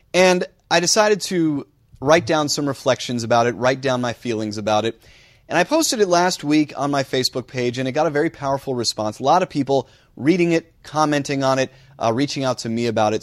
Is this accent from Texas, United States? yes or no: no; New Jersey, United States; moved away as an adult; also born or lived in Sioux City, Iowa / Buffalo, New York / Atlanta, Georgia; Growing up in New Jersey